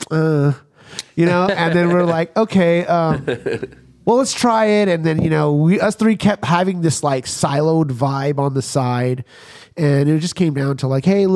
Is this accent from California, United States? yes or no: yes; Montclair, California, United States; growing up here in Montclair was like, everybody knew everybody